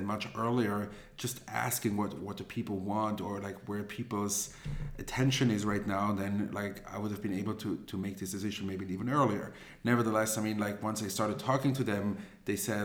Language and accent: English; Zurich, Switzerland; also born or lived in Israel; I grew up here in Zurich. Then after I finished my high school, I moved to Israel